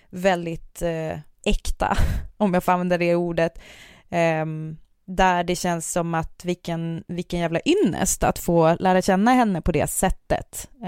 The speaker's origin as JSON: {"language": "Swedish", "area": "seventy km south of Hertsånger", "region": "Västerbotten County", "country": "Sweden", "tie": "born or raised there", "said": "men det är där jag är född och ah, uppvuxen."}